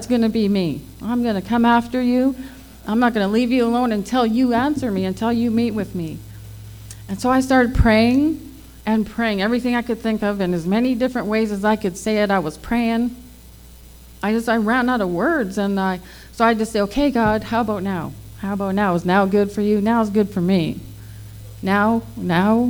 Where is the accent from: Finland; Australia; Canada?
Canada; Fort McMurray, Alberta; also born or lived in Selkirk, Manitoba; I was born in Selkirk, Manitoba, but I was raised in Fort McMurray, Alberta.